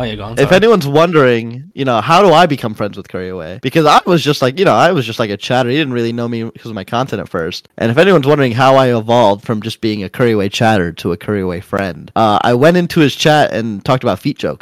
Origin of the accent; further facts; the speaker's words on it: United States; I am an American speedrunner